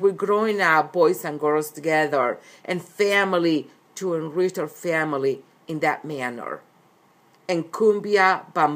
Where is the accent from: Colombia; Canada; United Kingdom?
Colombia; Cali, Valle del Cauca; also born or lived in Medellín, Colombia / Puerto Berrío, Colombia; now in United States; I was born in Medellin, but I was raised in Cali, which is the second largest city of Colombia.